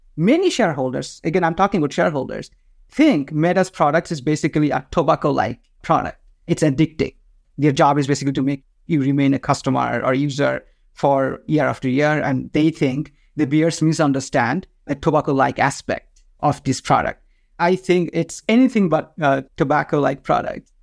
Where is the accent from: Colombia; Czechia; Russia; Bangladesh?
Bangladesh; first language Bengali; English is a second language; moved away; I am from Bangladesh